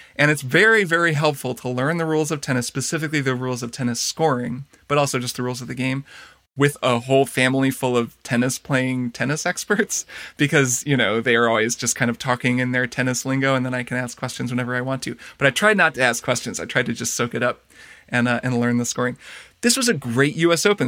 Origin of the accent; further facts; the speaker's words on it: Indiana, United States; moved away; my hometown as well in Indiana, where we both grew up